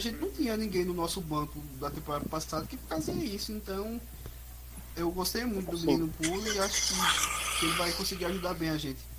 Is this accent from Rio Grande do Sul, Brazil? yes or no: no; Bahia, Brazil; accent: baiano; Sotaque é um baiano aqui